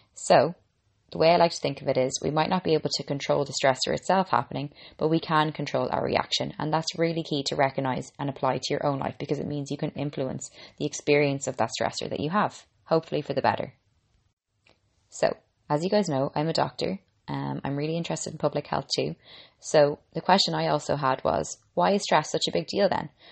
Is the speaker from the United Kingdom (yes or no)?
no; Ireland; I'm an Irish girl